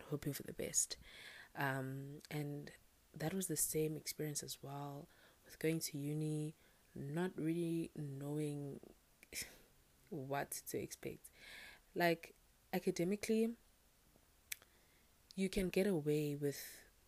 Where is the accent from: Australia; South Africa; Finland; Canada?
South Africa; I'm South African